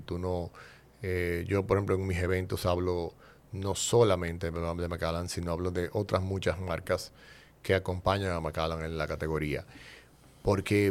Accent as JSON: {"language": "Spanish", "country": "Dominican Republic", "said": "yo me defino como un dominicano atípico"}